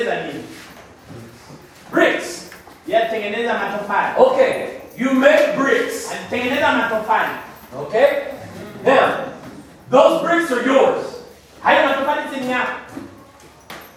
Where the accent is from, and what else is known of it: United States